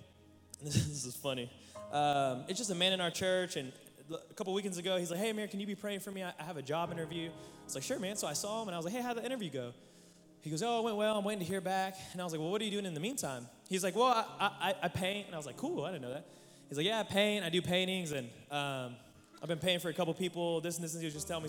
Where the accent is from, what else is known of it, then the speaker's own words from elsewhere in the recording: Oklahoma, United States; I'm from Oklahoma